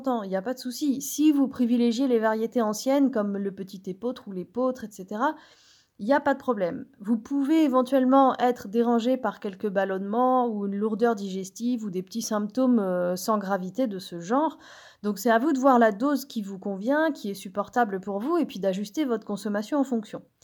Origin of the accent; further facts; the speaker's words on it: Brittany, France; je suis bretonne